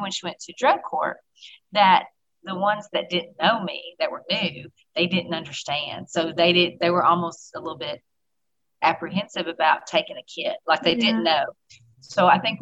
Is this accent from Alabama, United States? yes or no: yes; Huntsville, Alabama, United States; now in Scottsboro, United States; I grew up in Huntsville, which is a Madison County city. Mm-hmm. But I've lived in Scottsboro longer than I've lived in Huntsville.